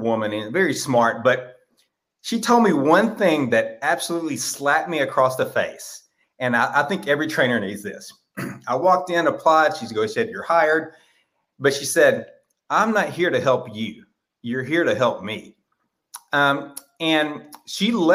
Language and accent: English; Texas, United States; I am from Texas